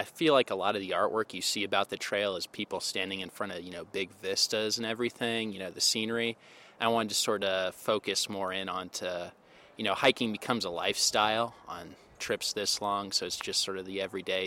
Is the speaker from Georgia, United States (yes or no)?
yes; Albany, Georgia, United States; from Albany, Georgia